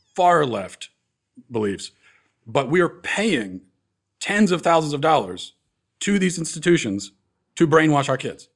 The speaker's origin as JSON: {"language": "English", "region": "East Coast", "country": "United States", "tie": "born or raised there", "said": "growing up on the East Coast"}